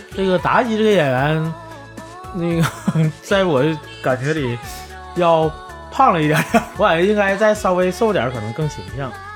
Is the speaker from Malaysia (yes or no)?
no; Northeast China, China; moved away as an adult; also born or lived in Beijing; 我是东北人